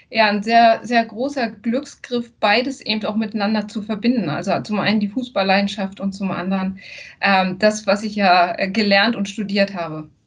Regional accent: Mecklenburg-Vorpommern, Germany; now in Hamburg, Germany; mit dem Umzug hier nach Hamburg, ich komme eigentlich aus

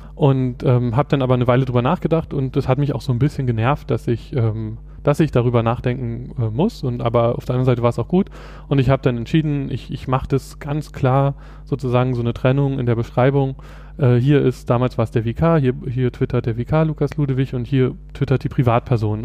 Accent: Berlin, Germany; ich komme aus Berlin, äh, bin hier geboren und aufgewachsen

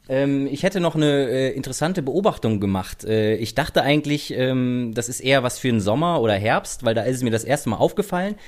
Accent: Rhineland, Germany; now in Berlin, Germany; ich komme aus dem Rheinland

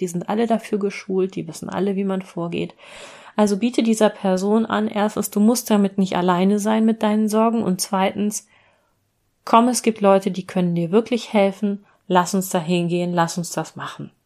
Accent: Hanover, Lower Saxony, Germany; meine Heimatstadt Hannover

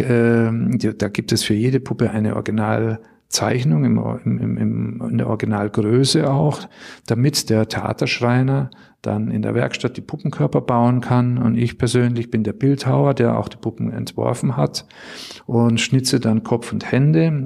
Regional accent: Bad Tölz, Bavaria, Germany; moved away as an adult; also born or lived in St. Blasien, Black Forest; now in Düsseldorf, Germany; Ich bin ursprünglich aus Bayern. Meine Heimat ist der Isarwinkel, Bad Tölz

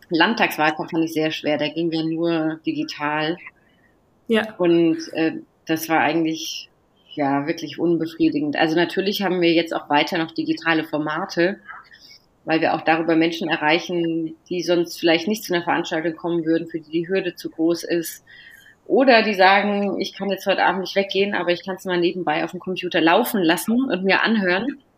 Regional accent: Neuenburg am Rhein, Baden-Württemberg, Germany; komme ursprünglich aus dem Südbadischen, bin groß geworden in Neuenburg am Rhein, in Freiburg zur Schule gegangen

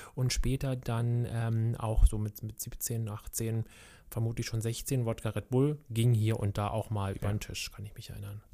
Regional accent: Berlin, Germany; ich bin ja groß geworden in Kreuzberg, SO36.

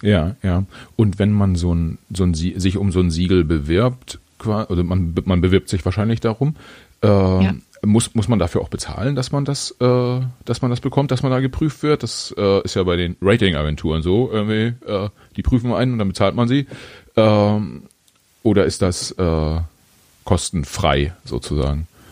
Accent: Germany; ich bin in Deutschland geboren und nicht in Bolivien

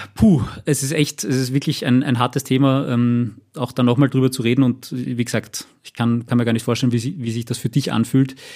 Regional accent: Austria; bei uns in Österreich

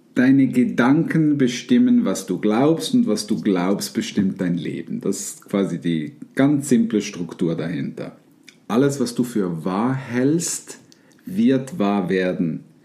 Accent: Switzerland; bei uns in der Schweiz

